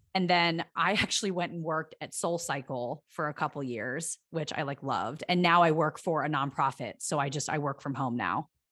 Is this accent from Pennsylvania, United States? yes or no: yes; Pennsylvania, United States; now in Los Angeles, United States; I'm from Pennsylvania